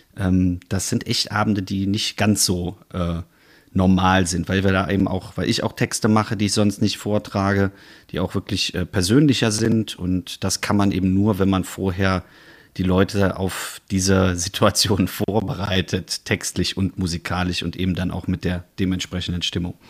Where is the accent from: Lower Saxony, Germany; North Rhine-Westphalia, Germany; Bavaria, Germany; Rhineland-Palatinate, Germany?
North Rhine-Westphalia, Germany; Bonn; moved away; als Exil-Bonner